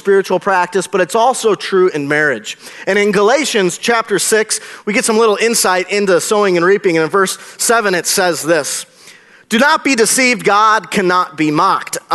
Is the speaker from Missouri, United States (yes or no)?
no; Marshfield, Wisconsin, United States; I grew up in Marshfield, Wisconsin